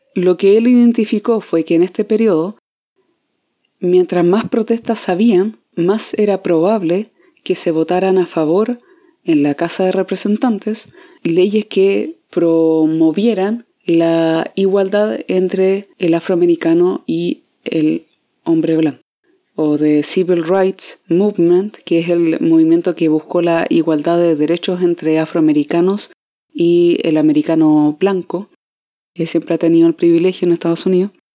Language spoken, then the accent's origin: Spanish; Concepción, Biobío, Chile; acá en Concepción, de donde yo soy